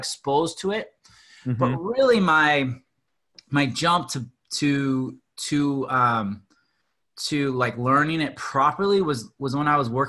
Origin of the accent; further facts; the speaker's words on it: Seattle, Washington, United States; as a kid, I was growing up in the Seattle area